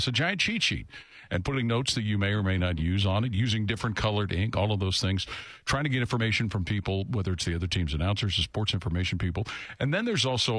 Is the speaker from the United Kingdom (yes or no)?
no; Cincinnati, Ohio, United States; growing up in Cincinnati